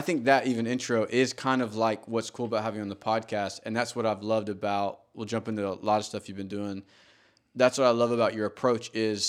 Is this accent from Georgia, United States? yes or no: yes; Georgia, United States; I mean, you know, I grew up in Georgia. Like, I mean, there's not going to outlaw any manuals in Georgia anytime soon.